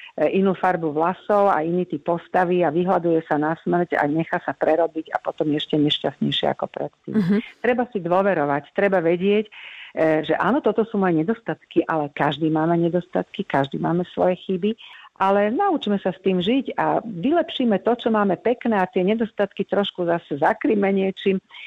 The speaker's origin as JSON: {"language": "Slovak", "country": "Slovakia", "said": "sme boli hrdé na to, že sme Slováci"}